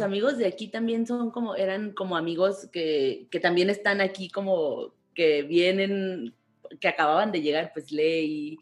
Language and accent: Spanish; Tijuana, Baja California, Mexico; moved away as an adult; also born or lived in Ensenada; now in Mexico City, Mexico; yo soy de Tijuana también, pero yo tenía ya 12 años en Ensenada